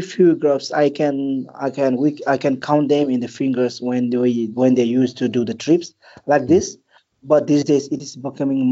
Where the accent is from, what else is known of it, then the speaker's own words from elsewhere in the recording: Manang district, Annapurna region, Gandaki Province, Nepal; also born or lived in Kathmandu, Nepal; Nepal is my hometown. It's a country, and a specific birthplace of mine is in the Annapurna region, where the most famous trails like Annapurna Circuit. Annapurna region. So that's where I was born and raised. It's in Manang district.